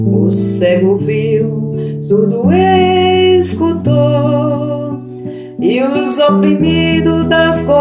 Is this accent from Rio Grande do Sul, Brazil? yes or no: no; Orós, Ceará, Brazil; now in Goiânia, Brazil; sou cearense, natural de Oroz, né, no sertão do Ceará, filha de agricultores, com muito orgulho, hoje moro em Goiânia